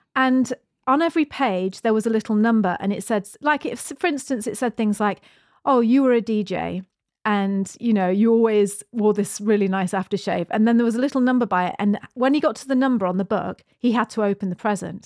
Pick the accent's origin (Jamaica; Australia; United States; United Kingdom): United Kingdom; moved away as an adult; now in New Zealand; We're British. We emigrated to New Zealand fourteen years ago